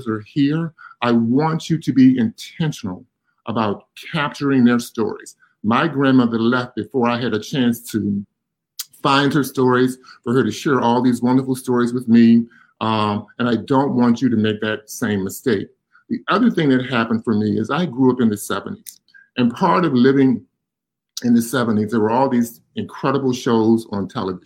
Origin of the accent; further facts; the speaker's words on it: Virginia, United States; now in Pittsburgh, United States; I grew up in Virginia